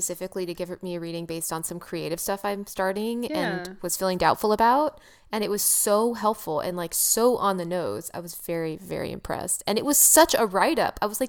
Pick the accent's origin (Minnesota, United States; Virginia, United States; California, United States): California, United States; also born or lived in San Francisco / Los Angeles; I'm from California. I'm from San Francisco and LA.